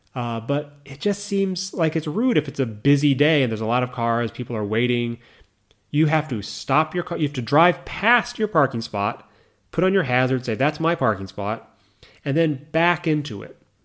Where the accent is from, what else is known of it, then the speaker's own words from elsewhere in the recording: United States; moved away as an adult; now in Japan; when you're from America. So whenever I go back and drive my mother's car in the States